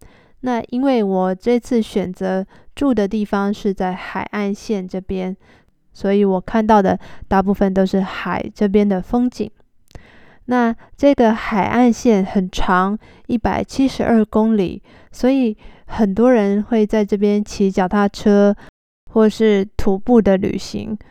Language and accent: Chinese; Taiwan; 虽然我是台湾人，但是其实我对他们的文化也不太了解，我也不会说他们的语言，我也听不懂。